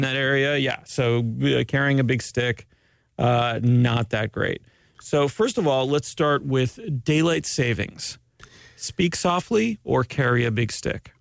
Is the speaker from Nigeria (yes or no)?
no; Canada; now in Winter Park, United States; I'm Canadian